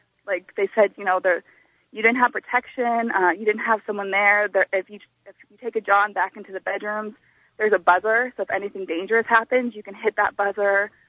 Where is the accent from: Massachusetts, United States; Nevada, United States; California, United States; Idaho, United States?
Nevada, United States; now in Florida, United States; I'm actually from Nevada